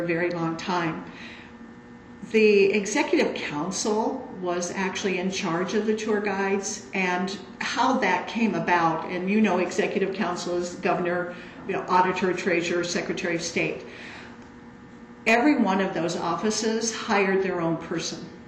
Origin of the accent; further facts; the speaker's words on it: Des Moines, Iowa, United States; I did grow up around this area